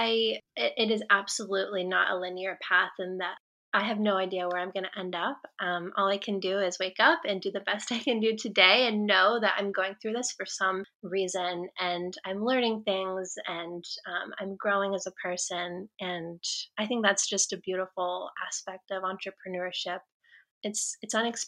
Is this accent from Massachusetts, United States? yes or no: no; Atascadero, California, United States; I grew up in Atascadero and I lived there until I was 12